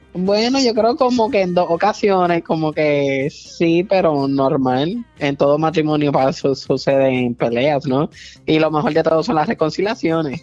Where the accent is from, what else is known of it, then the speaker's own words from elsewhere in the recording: Puerto Rico; yo soy puertorriqueño